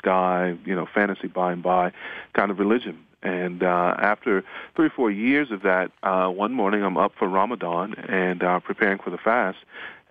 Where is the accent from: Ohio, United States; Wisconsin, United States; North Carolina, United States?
North Carolina, United States; grew up in North Carolina in the Bible Belt